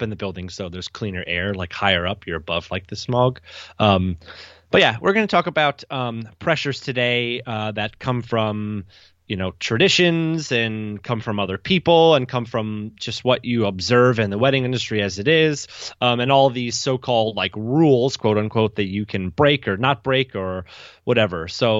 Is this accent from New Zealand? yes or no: no; United Kingdom; I am British.